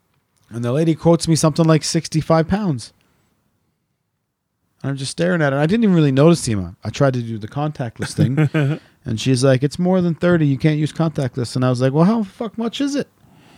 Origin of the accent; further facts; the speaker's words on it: Wales, United Kingdom; From Stonehenge, we're from South Wales